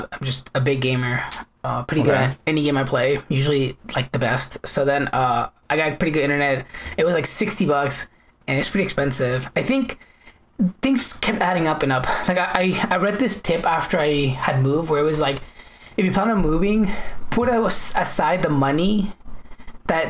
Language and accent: English; United States; that's my country